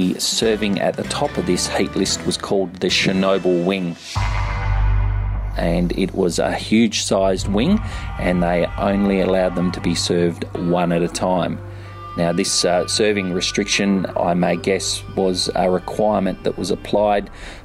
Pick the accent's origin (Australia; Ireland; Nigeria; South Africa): Australia; Perth, Western Australia; born or raised there; moved away as an adult; now in Sydney, Australia